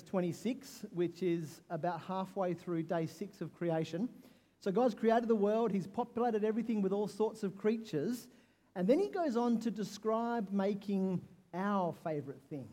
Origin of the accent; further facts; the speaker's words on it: Perth, Western Australia, Australia; also born or lived in Karratha; I grew up in Perth